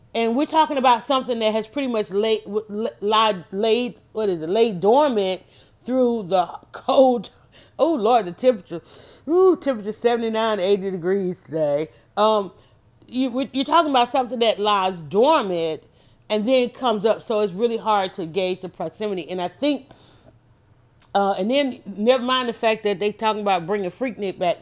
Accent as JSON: {"language": "English", "town": "Atlanta", "region": "Georgia", "country": "United States", "tie": "born or raised there", "said": "I grew up in Atlanta"}